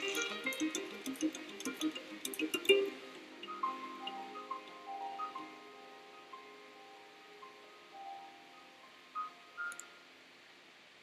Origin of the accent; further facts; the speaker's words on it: Dena'ina land, Alaska, United States; also born or lived in Manhattan, New York; now in New York, United States; I grew up on Dena'ina land up in what is called Alaska